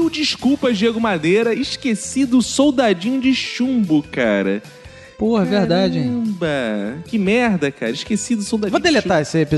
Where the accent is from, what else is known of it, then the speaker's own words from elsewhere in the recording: São Paulo, Brazil; Sim, eu sou de São Paulo. Aqui é normal chamarmos van escolar de perua.